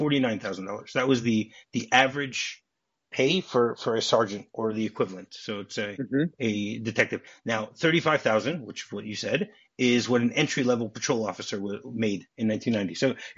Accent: Detroit, Michigan, United States; moved away as an adult; Hey, I'm from Detroit. Be careful. I haven't lived there in 30 years

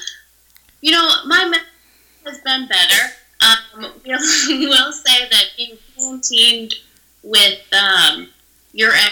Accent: Chicago, Illinois, United States; it was a blizzard the day that I was born in Chicago, Illinois.

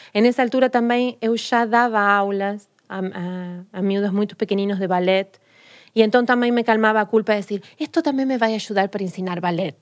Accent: Rosario, Santa Fe, Argentina; Portuguese is a second language; moved away as an adult; also born or lived in Santa Monica, United States; now in Lisbon, Portugal; eu nasci numa cidade muito pequena. Muito pequena não, mas mais pequena que Buenos Aires, que é o que a gente, toda a gente conhece de da, da Argentina, que chama-se Rosário

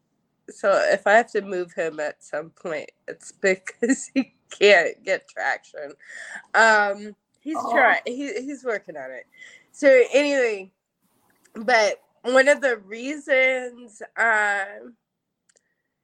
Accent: Kentucky, United States; accent: Southern; moved away; I'm originally from Kentucky, so sometimes my Southern side comes out.

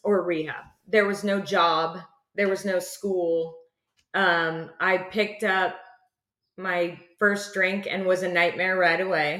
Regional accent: Costa Mesa, California, United States; I was born and raised in Orange County, Eastside Costa Mesa

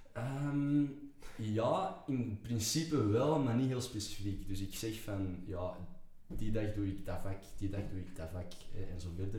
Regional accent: Antwerp, Flanders, Belgium; geboren en getogen in Antwerpen

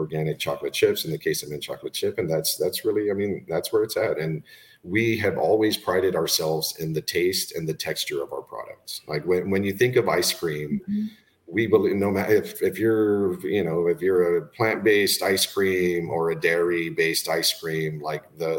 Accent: Laredo, Texas, United States; also born or lived in Austin, Texas / Spain; I was born in Austin, raised in Laredo, Texas, in South Texas

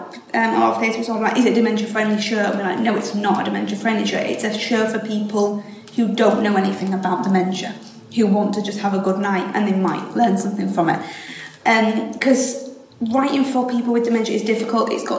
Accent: Hull, Yorkshire and the Humber, United Kingdom; I'm born and raised here. You can tell from the voice.

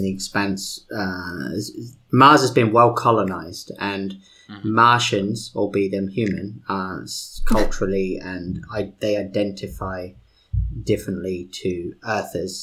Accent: United Kingdom; accent: British; my British accent

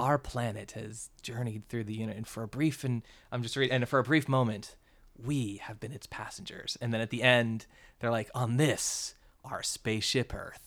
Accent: Florida, United States; moved away; I was born in Florida

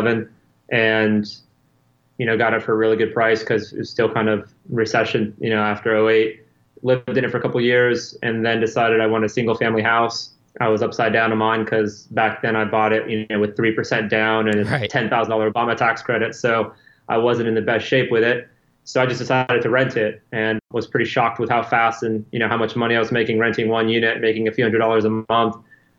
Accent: Chapel Hill, North Carolina, United States; now in Wilmington, United States; I am originally from Chapel Hill, North Carolina, which is about 2 hours from Wilmington.

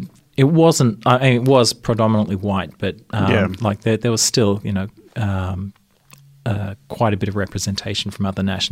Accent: Canberra, Australian Capital Territory, Australia; moved away; I grew up in Canberra.

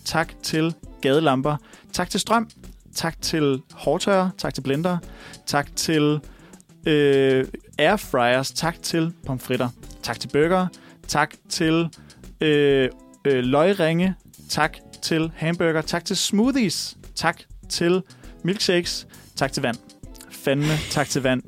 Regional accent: Viborg, Central Denmark Region, Denmark; min hjemby Viborg

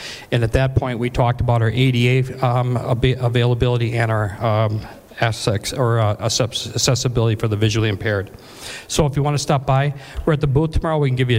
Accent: Minnesota, United States; Scott Egan, obviously, from my home state of Minnesota.

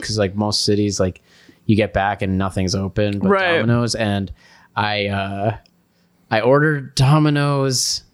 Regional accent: New Mexico, United States; I was born in New Mexico

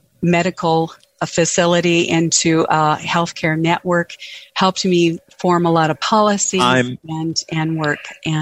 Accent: Edgley, North Dakota, United States; And I am from Edgley, North Dakota.

